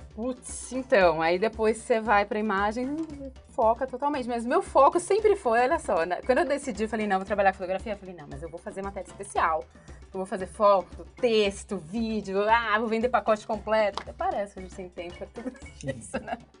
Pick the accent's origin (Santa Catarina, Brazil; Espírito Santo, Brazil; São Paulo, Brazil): São Paulo, Brazil; São Bernardo do Campo; eu sou de São Bernardo, faculdade de é São Bernardo